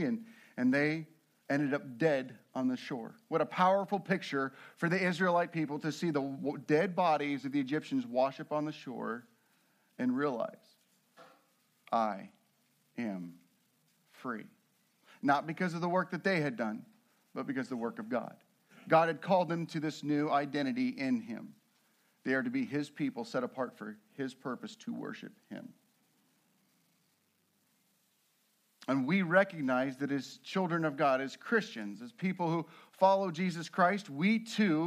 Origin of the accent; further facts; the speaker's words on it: Nebraska, United States; moved away; also born or lived in Colorado; I'm originally from Nebraska. We began there